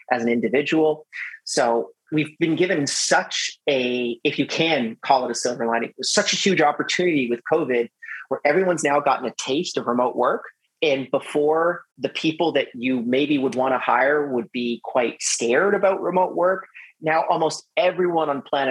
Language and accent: English; Canada; we're both Canadian